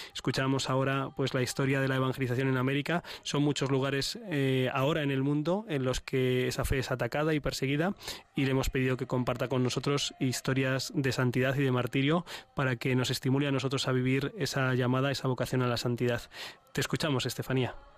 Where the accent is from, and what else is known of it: Spain